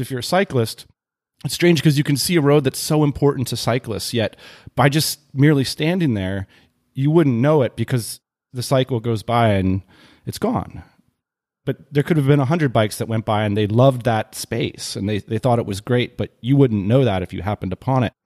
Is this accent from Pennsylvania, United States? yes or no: yes; Lititz, Pennsylvania, United States; I grew up in Lititz, Pennsylvania.